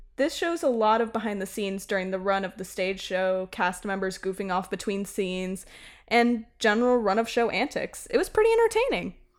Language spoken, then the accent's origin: English; Tennessee, United States; also born or lived in East Village, New York / Washington Heights, New York; now in New York, United States; I grew up in Tennessee